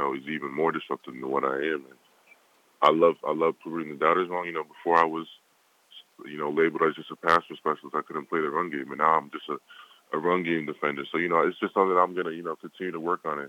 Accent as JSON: {"language": "English", "country": "United States", "tie": "born or raised there", "said": "I was born here"}